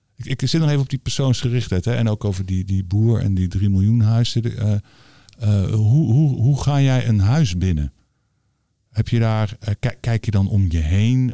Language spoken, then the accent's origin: Dutch; The Hague, South Holland, Netherlands; Als Hagenees ga ik het nu proberen